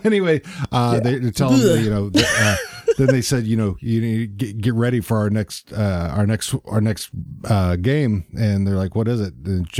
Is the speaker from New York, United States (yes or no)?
no; Texas, United States; I grew up in Texas